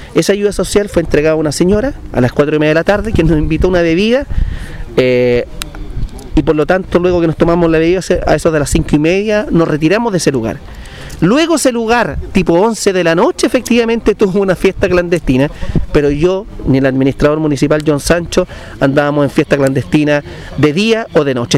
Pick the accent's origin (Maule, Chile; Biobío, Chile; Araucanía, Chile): Maule, Chile; Linares; la ciudad donde yo nací